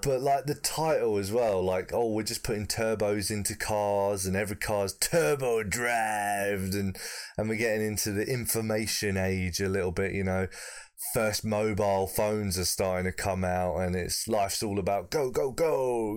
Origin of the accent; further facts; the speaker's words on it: United Kingdom; as a proud Brit